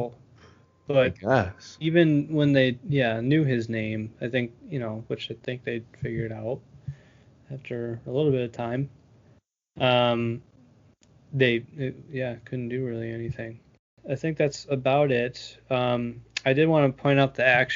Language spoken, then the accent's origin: English; Viroqua, Wisconsin, United States; Viroqua, there's a intersection in my hometown